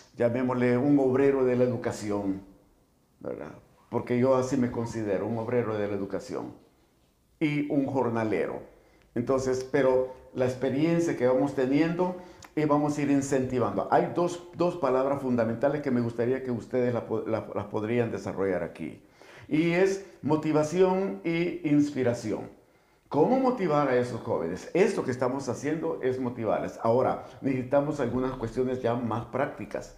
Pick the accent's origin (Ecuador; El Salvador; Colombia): El Salvador; el salvadoreño, como salvadoreño, nos desenvolvemos